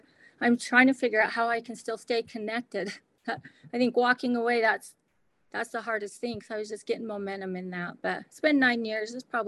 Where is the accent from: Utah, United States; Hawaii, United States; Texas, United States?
Utah, United States; Grantsville; also born or lived in New Jersey; I'm a hometown girl. I grew up in Grantsville, born and raised. And then after that, I was a little lost. So I went, decided to be a nanny in New Jersey for a year to like figure things out. Just needed to get out of Tooele County.